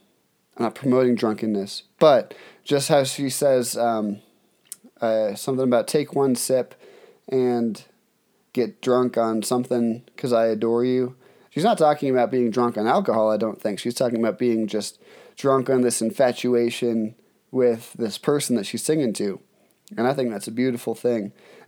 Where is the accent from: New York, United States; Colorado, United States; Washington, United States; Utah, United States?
Colorado, United States; also born or lived in Cape Cod, Massachusetts; I grew up half in Colorado, half in Cape Cod, Massachusetts. So I think that I moved 3 major times before I graduated high school across the country.